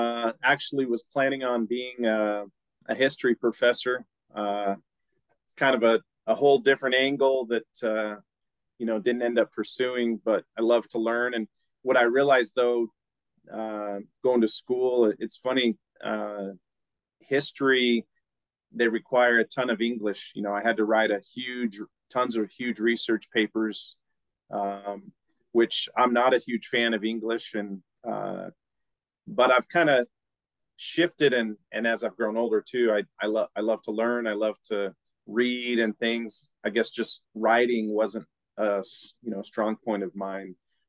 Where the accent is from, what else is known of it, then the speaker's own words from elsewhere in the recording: Preston, Idaho, United States; Yeah, Preston, for those that don't know, is a really small town, you know, one stoplight type town. it was good.